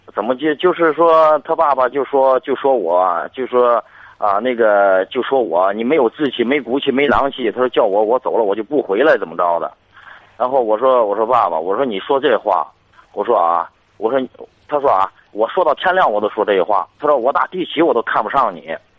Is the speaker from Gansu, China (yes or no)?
no; Shanghe, Shandong, China; moved away as an adult; now in Tianjin, China; 我老家是商河的，然后我在天津待了十五年了